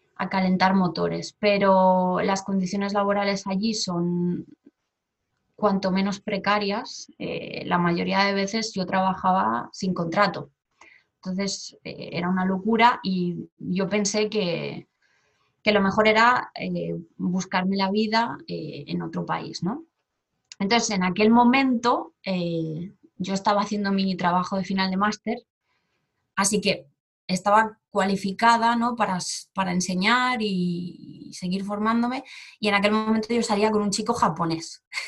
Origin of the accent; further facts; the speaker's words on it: Barcelona, Catalonia, Spain; moved away as an adult; also born or lived in Seoul, South Korea; now in South Korea; soy de Barcelona y llevo tres años viviendo en Corea